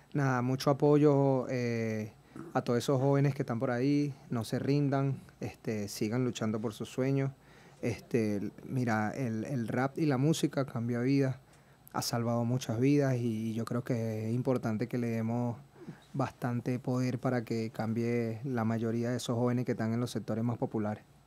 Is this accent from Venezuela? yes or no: yes; Margarita Island, Nueva Esparta, Venezuela; Soy margariteño